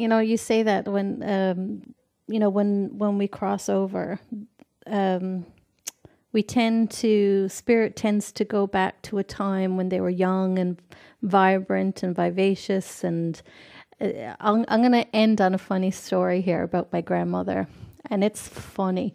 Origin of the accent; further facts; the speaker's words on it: Newfoundland and Labrador, Canada; moved away as an adult; also born or lived in west coast of Canada; I'm from Newfoundland, Canada. And in Newfoundland, we have a lot of slang words